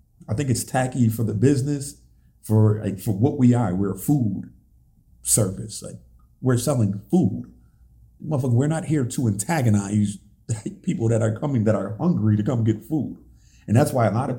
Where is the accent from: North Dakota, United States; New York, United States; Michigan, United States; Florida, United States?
New York, United States; Buffalo; I love the city of Buffalo that much. Like, this is my hometown